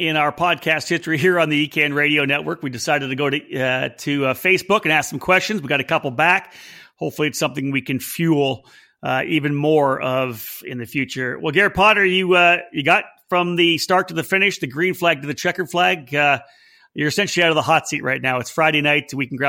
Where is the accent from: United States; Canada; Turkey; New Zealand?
Canada; I'm proud Canadian.